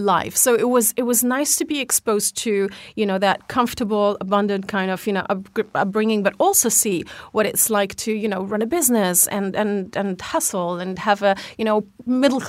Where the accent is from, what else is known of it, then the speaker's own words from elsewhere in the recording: Lebanon; accent: Lebanese; moved away; also born or lived in Algeria; I also grew up in a Lebanese household, so my accent is Lebanese.